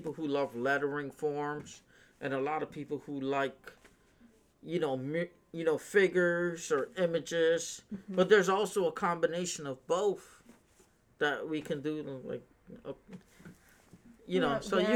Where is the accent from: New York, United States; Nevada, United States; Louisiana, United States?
New York, United States; moved away; I'm from New York, and in New York, we do a lot of graffiti and street art